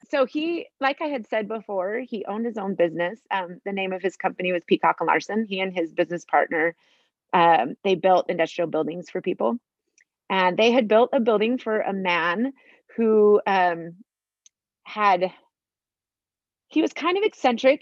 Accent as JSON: {"language": "English", "town": "Sandy", "region": "Utah", "country": "United States", "tie": "born or raised there", "said": "I grew up in Sandy, Utah. I lived there my whole life"}